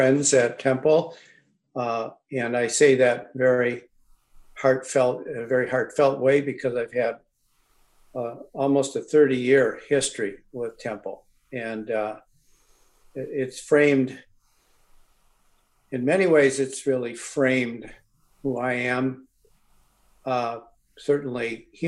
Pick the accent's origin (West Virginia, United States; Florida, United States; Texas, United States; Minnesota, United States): Minnesota, United States; St. Paul; We grew up in St. Paul, and our Catholic faith was important to us.